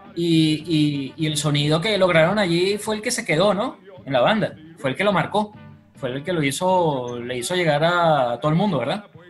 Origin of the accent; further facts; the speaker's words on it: Caracas, Capital District, Venezuela; nos identifica como caraqueños, como venezolanos